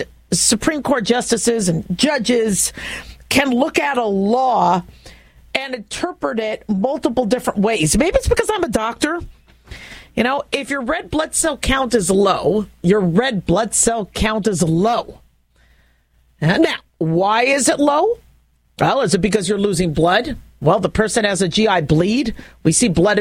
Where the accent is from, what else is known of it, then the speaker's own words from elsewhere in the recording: United States; as an American, as a physician, as a business owner, as a mom